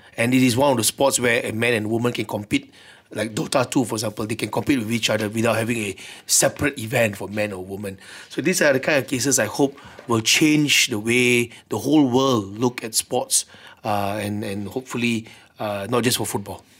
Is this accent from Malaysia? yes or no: yes; Malaysia; being a Malaysian, I hope change will come here too